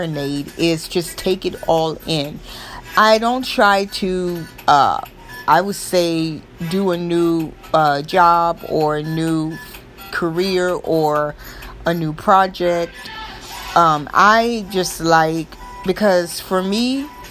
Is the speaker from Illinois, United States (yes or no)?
no; Florida, United States; I am from Florida, as you all know, so it's nice all year long